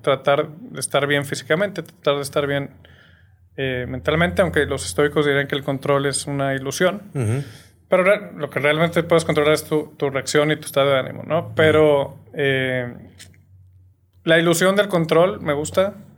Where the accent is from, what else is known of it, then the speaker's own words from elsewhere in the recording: Torreón, Coahuila, Mexico; moved away as an adult; also born or lived in Mexico City, Mexico; now in Monterrey, Mexico; soy de Torreón. Eh, viví hasta los 18 años allá muy feliz